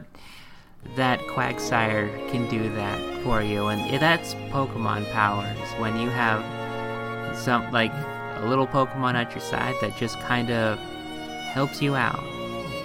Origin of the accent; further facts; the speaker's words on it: United States; we are American